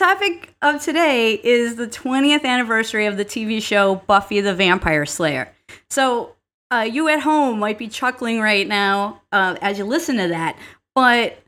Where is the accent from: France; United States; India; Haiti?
United States; Milwaukee, Wisconsin; Marquette University in my hometown of Milwaukee, Wisconsin.